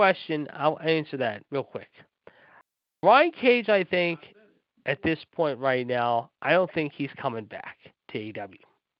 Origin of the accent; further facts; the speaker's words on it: Pittsburgh, Pennsylvania, United States; my hometown